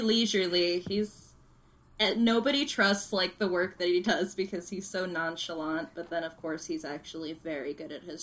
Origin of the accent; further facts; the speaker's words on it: Arizona, United States; I'm from Arizona. Mm-hmm. Um, that's where my family lives